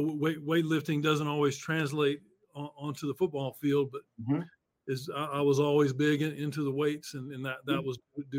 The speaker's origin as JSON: {"language": "English", "town": "Savannah", "region": "Georgia", "country": "United States", "tie": "born or raised there", "said": "I grew up in Savannah"}